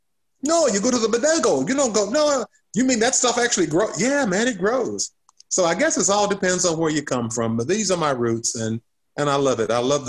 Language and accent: English; the South, United States; I love this country. I love being a Southerner. You know, this is my roots. I think that this is a great place to be.